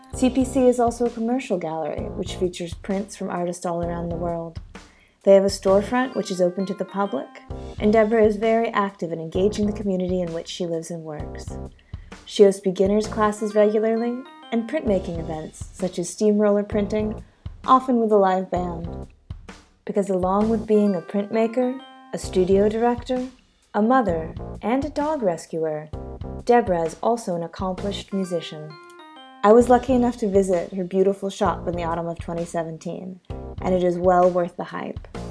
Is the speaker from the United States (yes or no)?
yes; United States; accent: standard American; now in Sydney, Australia; despite my standard American accent, I do indeed live down under amongst the wombats